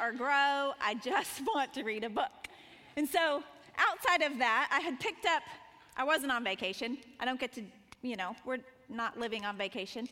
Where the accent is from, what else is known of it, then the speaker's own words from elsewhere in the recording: Montana, United States; moved away as an adult; also born or lived in Colorado Springs; I grew up in Montana